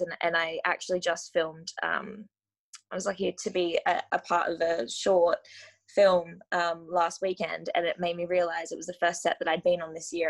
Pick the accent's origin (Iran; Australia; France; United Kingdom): Australia; Gold Coast, Queensland; I grew up on the Gold Coast in Australia